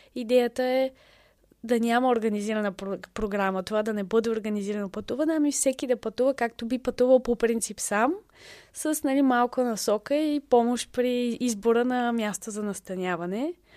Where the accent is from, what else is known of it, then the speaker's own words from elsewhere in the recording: Bulgaria; moved away as an adult; also born or lived in England / Lebanon; за нас, като българи